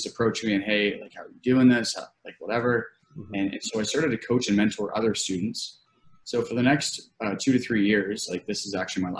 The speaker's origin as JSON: {"language": "English", "region": "Nova Scotia", "country": "Canada", "tie": "born or raised there", "moved": "as an adult", "lives_now": "London, Canada", "said": "I grew up in Nova Scotia. It's like a very, very small town"}